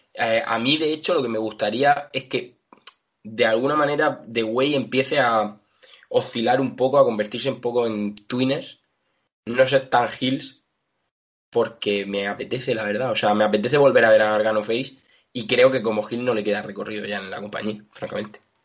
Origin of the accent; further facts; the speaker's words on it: Region of Murcia, Spain; yo soy murciano